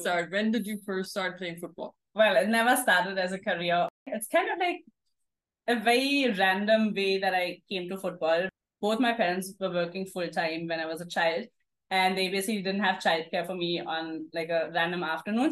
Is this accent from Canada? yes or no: no; Germany; moved away as an adult; also born or lived in Singapore; now in Mumbai, India; this girls team which was actually in a village near my hometown. So it was like a half an hour drive from my uh, home. And then I just loved it. My parents dropped me every time when we used to have games. Um, and I played for a couple of years in Germany